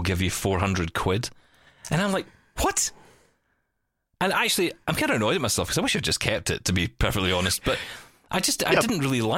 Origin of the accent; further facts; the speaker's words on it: Glasgow, Scotland, United Kingdom; my hometown of Glasgow